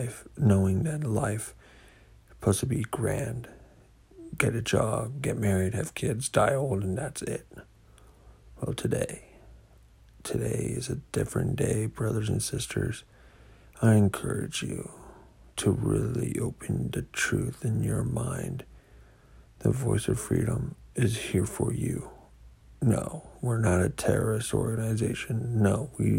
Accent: United States; As an American

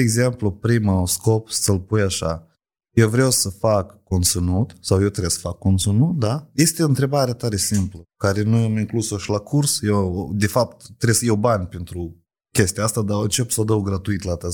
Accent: Moldova; la noi, la oamenii care suntem așa din Chir. În Moldova mă refer

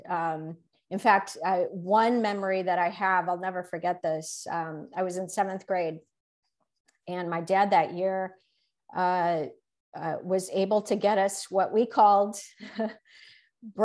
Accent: Chicago, Illinois, United States; I did grow up in Chicago. I spent most of my life in Chicago

